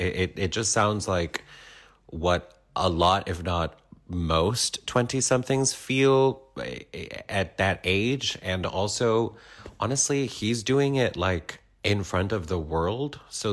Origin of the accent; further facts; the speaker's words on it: Peru; I'm from Peru.